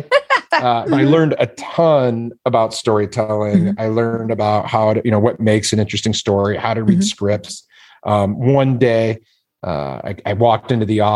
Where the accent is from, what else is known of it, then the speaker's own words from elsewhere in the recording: Detroit, Michigan, United States; growing up in Detroit